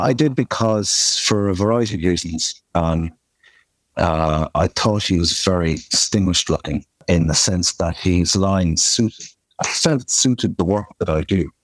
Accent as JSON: {"language": "English", "area": "Kerry", "region": "Munster", "country": "Ireland", "said": "I'm from Kerry and we're very proud of our own place here."}